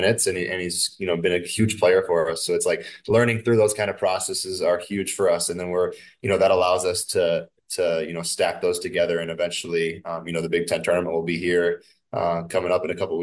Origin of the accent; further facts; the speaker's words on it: Minnesota, United States; playing here in my home state